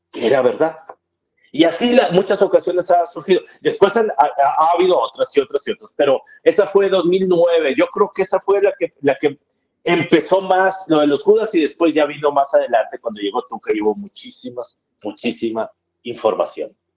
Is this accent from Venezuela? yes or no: no; Monterrey, Nuevo León, Mexico; yo siempre he sido de Monterrey, nací en Monterrey, viví en Monterrey